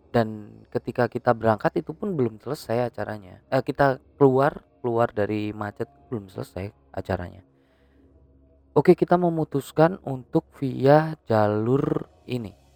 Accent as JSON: {"language": "Indonesian", "town": "Turen", "region": "East Java", "country": "Indonesia", "said": "Jadi kita dari Malang, Malang Selatan dari Turen ya, eh, tempat gua gitu."}